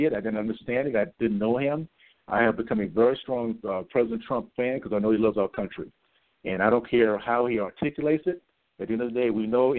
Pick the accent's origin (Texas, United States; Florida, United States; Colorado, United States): Florida, United States; Tallahassee; now in Salt Lake City, United States; growing up in Tallahassee, Florida, segregated South